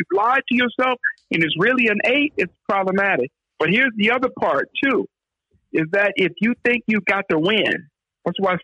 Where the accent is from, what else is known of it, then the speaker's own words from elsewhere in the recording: Oakland, California, United States; I'm from the Oakland side